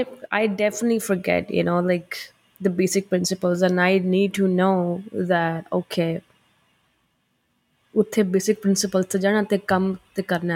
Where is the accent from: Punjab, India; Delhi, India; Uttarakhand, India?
Punjab, India; Amritsar; moved away; When I used to live in India, I'm from Amritsar, right?